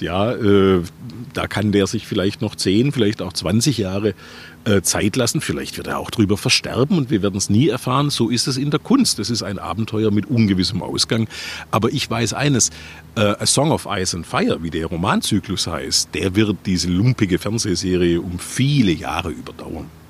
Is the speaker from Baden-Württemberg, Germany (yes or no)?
yes; Stuttgart, Baden-Württemberg, Germany; also born or lived in United States; in meinem Geburtsort Bad Cannstatt, ein Stadtteil von Stuttgart